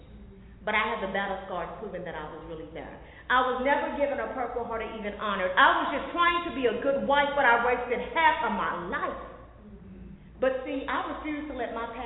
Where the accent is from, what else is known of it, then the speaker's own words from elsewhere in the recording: Oklahoma City, Oklahoma, United States; I'm from Oklahoma City